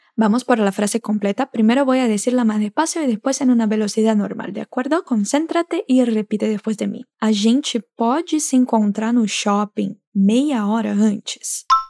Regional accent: Brazil; nosotros brasileños

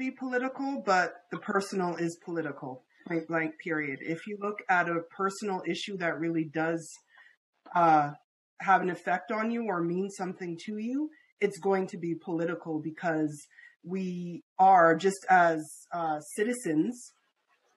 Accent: Canada; being Canadian

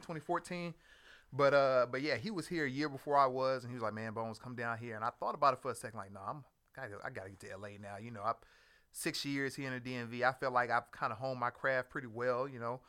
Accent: Houston, Texas, United States; moved away as an adult; also born or lived in Maryland / Northern Virginia; I'm originally from Houston, Texas

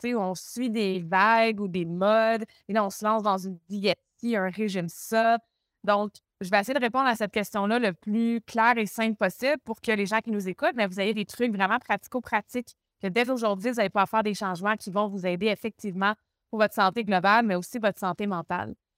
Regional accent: Montreal, Quebec, Canada; accent: Québécois; moved away; Je viens de Montréal au Québec.

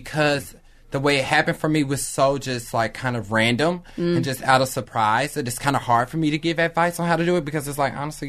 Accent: Kansas City, United States; also born or lived in Philadelphia; now in Los Angeles, United States; But I'm originally from Kansas City.

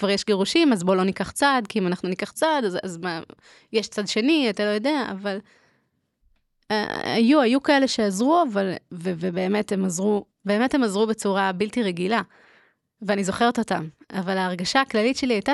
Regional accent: Haifa, Haifa District, Israel; moved away as an adult; now in Jerusalem, Israel; מקהילה אה, ליטאית בחיפה.

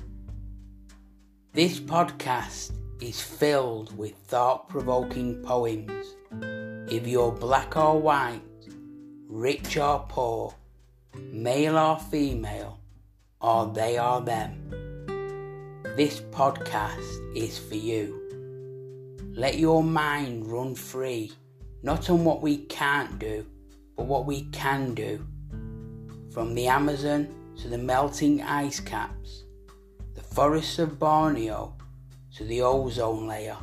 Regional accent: Manchester, North West England, United Kingdom

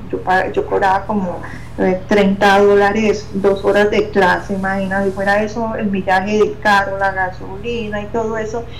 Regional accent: Pereira, Risaralda, Colombia; en la ciudad mía donde yo nací, en Colombia, en Pereira

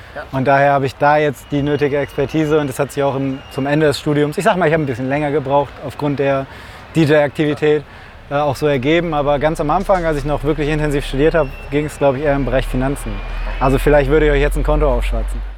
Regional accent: Velbert, North Rhine-Westphalia, Germany; ich komme ja aus Felbert, also hier um die Ecke

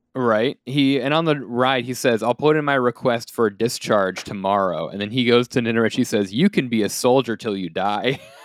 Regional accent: United States; we are Americans

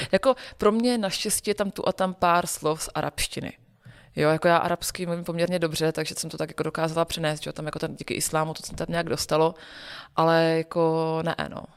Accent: Olomouc, Olomouc Region, Czechia; Já jsem, původem z Olomouce a my jsme v Olomouci celý, eh, roky, co jsem vyrůstala

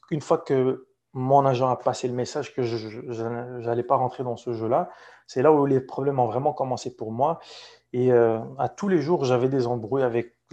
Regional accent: Morocco; Et c'est l'équipe de la ville où j'ai grandi, où je suis né au Maroc.

